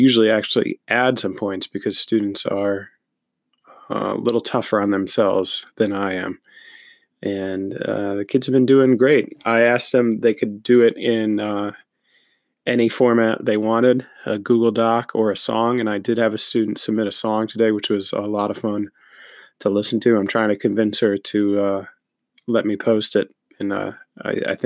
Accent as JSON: {"language": "English", "town": "Newtown", "region": "Connecticut", "country": "United States", "tie": "born or raised there", "said": "my hometown of Newtown, Connecticut"}